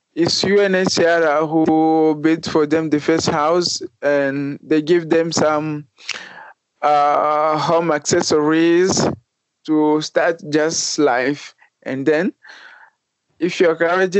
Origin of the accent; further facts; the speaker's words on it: DR Congo; moved away; I came from DRC, Republic Democratic of Congo